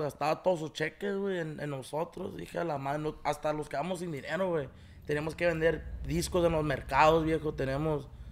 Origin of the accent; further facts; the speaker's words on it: Paramount, California, United States; also born or lived in Los Angeles; yo nací aquí en Paramonte, aquí donde andamos grabando